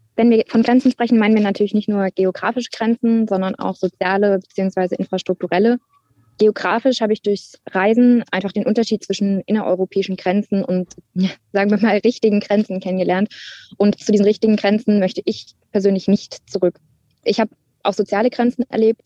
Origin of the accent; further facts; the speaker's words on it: Hunsrück, Rhineland-Palatinate, Germany; also born or lived in near Duisburg, North Rhine-Westphalia; als ich als Kind in den Hunsrück gezogen bin